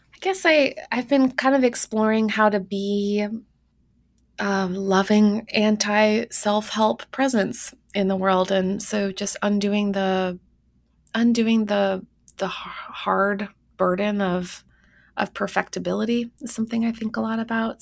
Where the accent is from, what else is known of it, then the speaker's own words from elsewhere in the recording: Winnipeg, Manitoba, Canada; moved away; my hometown of Winnipeg, Manitoba